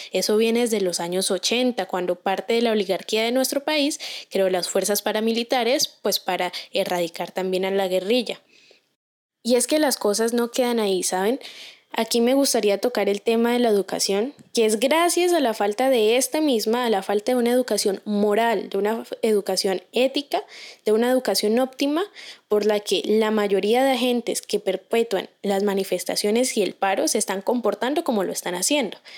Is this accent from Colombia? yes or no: yes; Colombia; como colombianos tenemos cierta predisposición